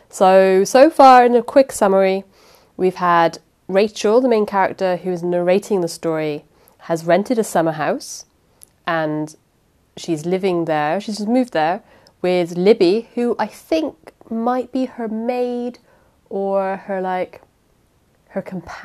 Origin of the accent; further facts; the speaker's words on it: United Kingdom; I'm British, so, and I can't do accents